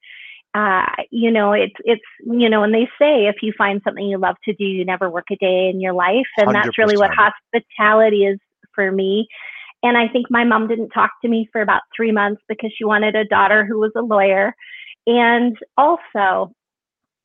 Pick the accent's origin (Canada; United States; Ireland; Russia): Canada; Kelowna, British Columbia; I'm originally from Canada. I was living in a small town, small 100,000 plus people, Kelowna, British Columbia.